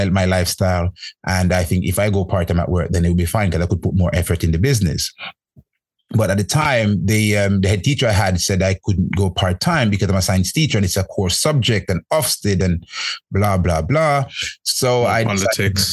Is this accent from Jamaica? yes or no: yes; Jamaica; moved away; I grew up in Jamaica, and our thing when I was growing up back home is about going to school